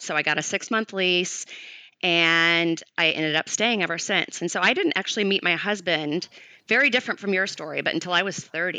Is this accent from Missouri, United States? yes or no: yes; St. Louis, Missouri, United States; moved away as an adult; now in Los Angeles, United States; I grew up in St. Louis, Missouri, and when I was 25, I moved to Los Angeles.